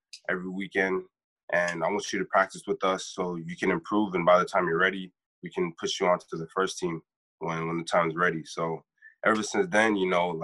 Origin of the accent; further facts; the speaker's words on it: North Lauderdale, Florida, United States; also born or lived in Margate, Florida; Well, I was born in Margate, but I grew up in North Lauderdale.